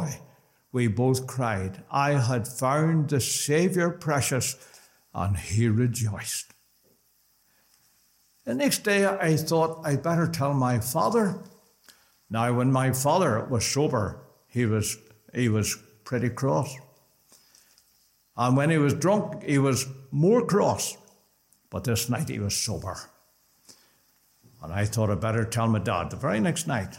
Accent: Belfast, Northern Ireland, United Kingdom; also born or lived in Dromore / Portadown; We lived in, I was born in Dromore, Portadown for 5 years and into Belfast

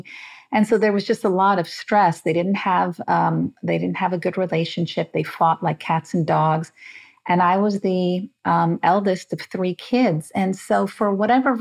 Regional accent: Las Vegas, Nevada, United States; also born or lived in Beirut, Lebanon; I grew up in Las Vegas because my father was in the casino business

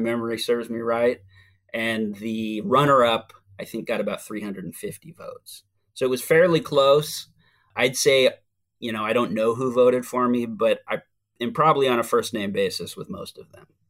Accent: Seattle, Washington, United States; moved away as an adult; also born or lived in Oregon / California; now in Hyattsville, Maryland, United States; I'm originally from Seattle, Washington. I spent the first thirty years of my life on the West Coast, uh, between Washington, Oregon, and California

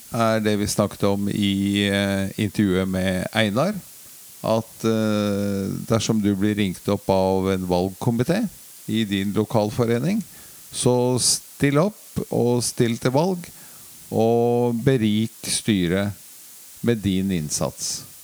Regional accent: Oslo, Norway; er oppvokst uh, på Marienlyst

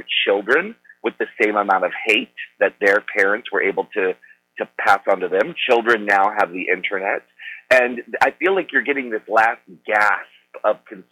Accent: Annapolis, Maryland, United States; growing up in Annapolis, Maryland

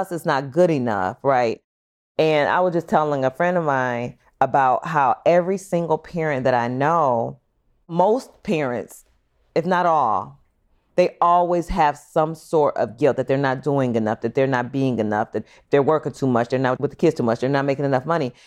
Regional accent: Long Beach, California, United States; I was born in California, Long Beach

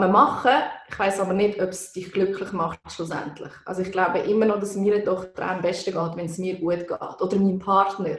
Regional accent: Bern, Switzerland; now in Canton of Zurich, Switzerland; Ich bin Waldzürcherin, wie man gehört. Ich wohne seit 15 Jahren da, aber bin eigentlich aus dem Kanton Bern

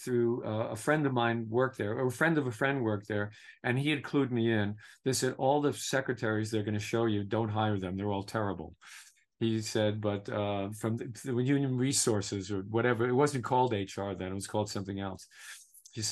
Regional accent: New York City, New York, United States; I was from Brooklyn. Lower middle class, working class families

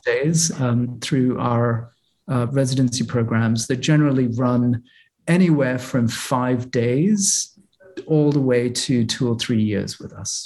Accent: Boston, Massachusetts, United States; I am a Bostonian

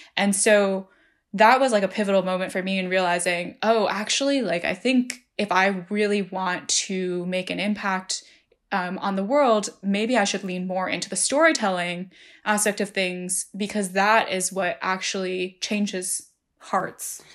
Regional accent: New Jersey, United States; I grew up in New Jersey

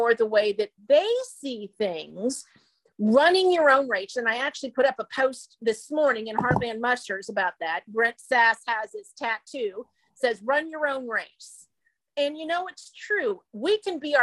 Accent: Midwest, United States; I was a Midwestern native

